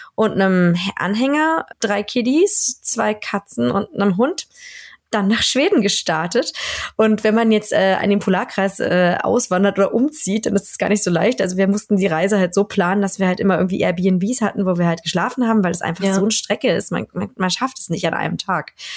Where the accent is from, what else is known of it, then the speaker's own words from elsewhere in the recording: Berlin, Germany; moved away as an adult; also born or lived in Rostock; now in Sweden; Ich komme ursprünglich aus Berlin. Ähm, bin in Berlin geboren und äh, da aufgewachsen